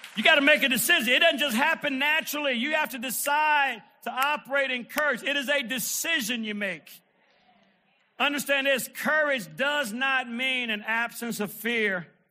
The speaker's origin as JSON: {"language": "English", "town": "Detroit", "region": "Michigan", "country": "United States", "tie": "born or raised there", "said": "I remember being a little kid, man, and uh, growing up in Detroit"}